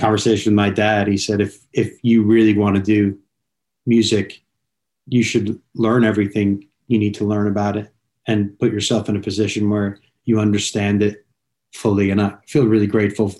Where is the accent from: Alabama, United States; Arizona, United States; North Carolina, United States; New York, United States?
New York, United States; Long Island; moved away as an adult; also born or lived in Connecticut; now in Los Angeles, United States; I was living away from home and I grew up in New York.